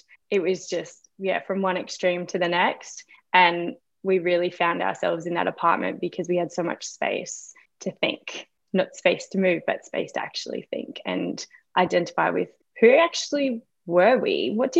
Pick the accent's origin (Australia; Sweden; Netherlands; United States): Australia; Queensland; So I am from Queensland in Australia. So that's a really warm part of Australia, a little bit tropical, very humid, and a lot of rain in the evenings.